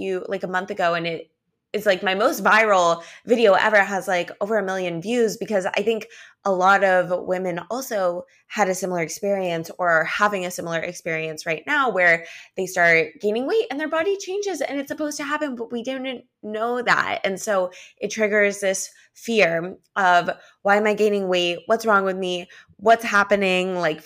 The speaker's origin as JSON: {"language": "English", "town": "Los Angeles", "region": "California", "country": "United States", "also_born_or_lived": "New York", "moved": "yes", "lives_now": "Miami Beach, United States", "said": "I live in Miami Beach now, but I'm originally from Los Angeles and I actually lived in New York for a year too"}